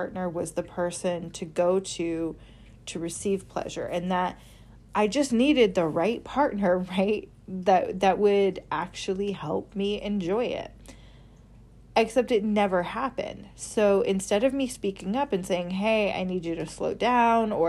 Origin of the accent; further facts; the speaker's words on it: Midwest, United States; I grew up in the Midwest